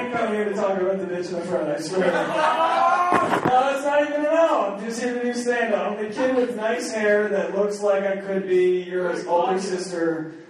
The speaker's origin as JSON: {"language": "English", "region": "East Coast", "country": "United States", "said": "I'm from the East Coast."}